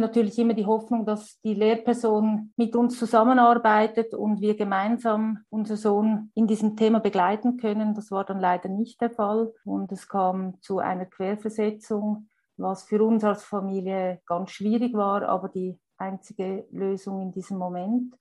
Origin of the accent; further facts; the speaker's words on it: Switzerland; Bei uns in der Schweiz